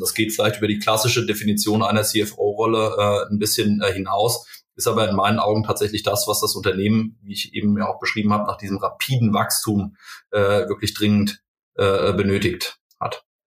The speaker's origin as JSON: {"language": "German", "town": "Limburg an der Lahn", "region": "Hesse", "country": "Germany", "tie": "born or raised there", "also_born_or_lived": "Kaiserslautern", "moved": "as an adult", "said": "ich komme aus Limburg ursprünglich"}